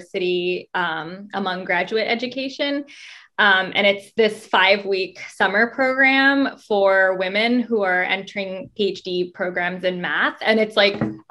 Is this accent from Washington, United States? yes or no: no; San Francisco, California, United States; moved away as an adult; also born or lived in North Carolina; I did grow up in California